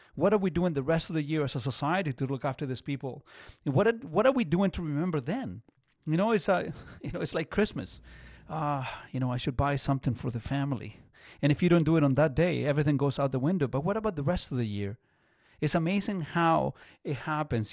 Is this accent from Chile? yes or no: yes; Chile; now in Canada; I'm not from here. So I, I was born in Chile in in the er, very early '70s